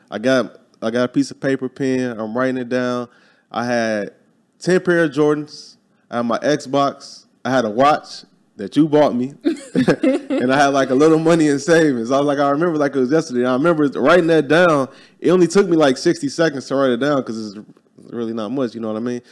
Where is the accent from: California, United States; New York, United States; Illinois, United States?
Illinois, United States; Chicago; moved away as an adult; I was born and raised in Chicago, Illinois, grew up there